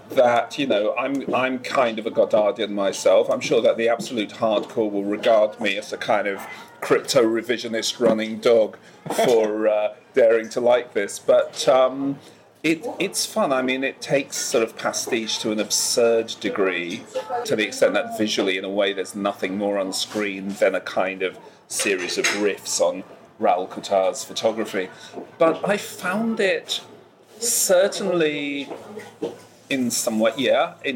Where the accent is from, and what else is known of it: England, United Kingdom